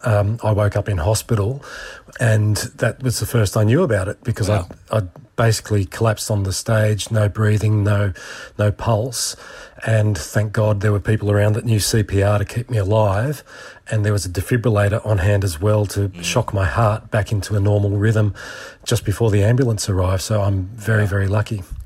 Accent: Australia; being an Aussie

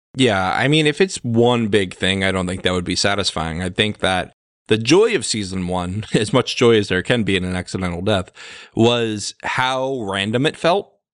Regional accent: United States; we are American, and as Americans, we are America-centric

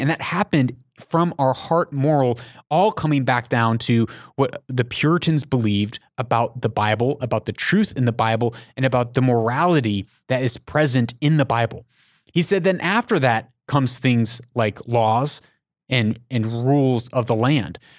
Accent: United States

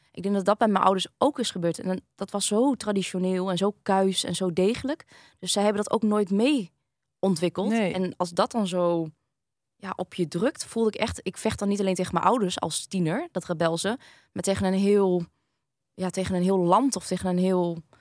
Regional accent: Groningen, Netherlands; ben ik hier geboren in Groningen. Mijn mhm. ouders komen dus allebei uit Vietnam.

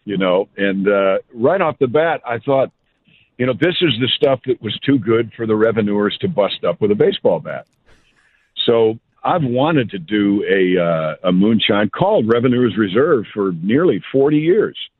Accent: Mount Kisco, New York, United States; I'm from Mount Kisco

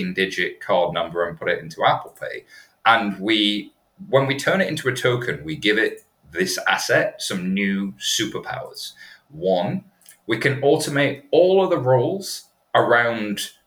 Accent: United Kingdom; I'm British

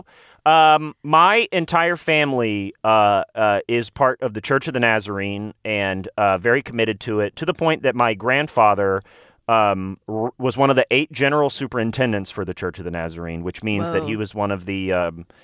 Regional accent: Nashville, Tennessee, United States; I'm from Nashville, Tennessee, by the way, where they make all Christian media

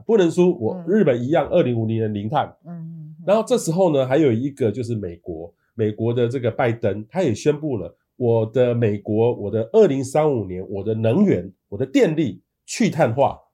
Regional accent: Taiwan; 我们台湾人

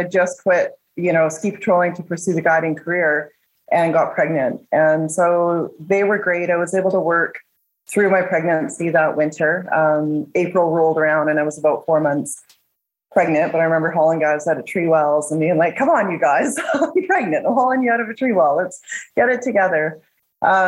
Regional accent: Nelson, British Columbia, Canada; I'm born and raised in Nelson, BC

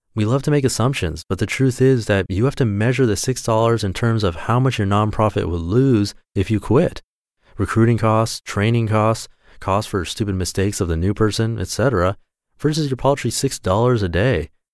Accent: Orange County, California, United States; I was born in Orange County, California, actually in a hospital just a couple miles from here

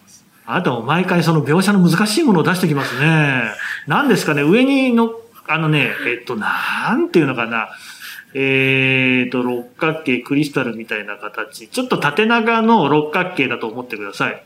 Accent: Aichi, Japan; 私は愛知県出身でして

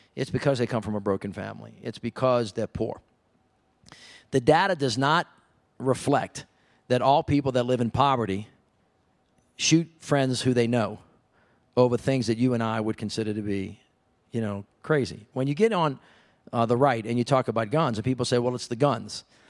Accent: the South, United States; I'm from the South.

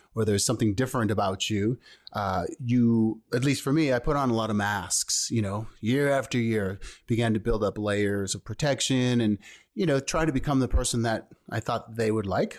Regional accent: Thunder Bay, Ontario, Canada; also born or lived in Toronto; I was born in Thunder Bay, Ontario, which is also in Canada

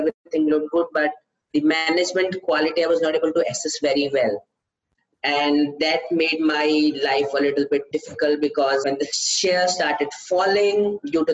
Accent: India; from India

